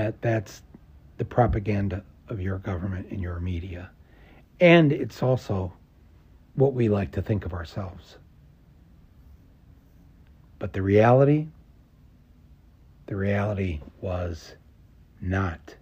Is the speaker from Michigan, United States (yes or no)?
yes; Flint, Michigan, United States; as a small child growing up in Flint, Michigan, with the home of General Motors